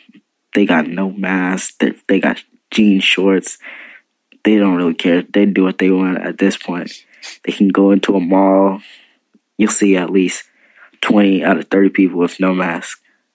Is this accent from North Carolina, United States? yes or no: yes; Fayetteville, North Carolina, United States; I'm actually from North Carolina, Fayetteville.